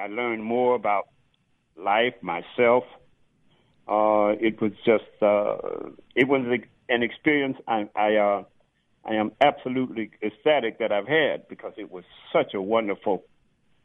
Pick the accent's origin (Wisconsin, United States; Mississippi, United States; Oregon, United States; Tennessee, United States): Mississippi, United States; Laurel; also born or lived in Southern California; now in Georgia, United States; I am Mississippi. I grew up in Mississippi